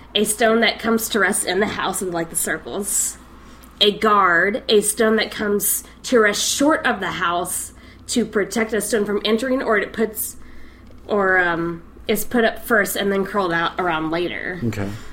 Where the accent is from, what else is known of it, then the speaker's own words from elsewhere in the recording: Scotland, United Kingdom; my home country, Scotland.